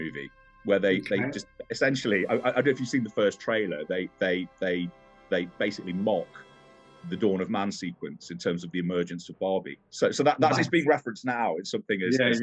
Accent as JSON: {"language": "English", "town": "Nottingham", "region": "East Midlands", "country": "United Kingdom", "said": "I'm from Nottingham. I live in Nottingham."}